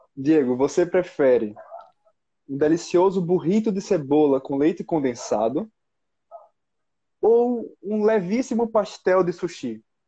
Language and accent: Portuguese; Maceió, Alagoas, Brazil; now in São Paulo, Brazil; eu sou de Maceió. Lá fala biscoito. Mas agora eu tô morando aqui em São Paulo e aqui é bolacha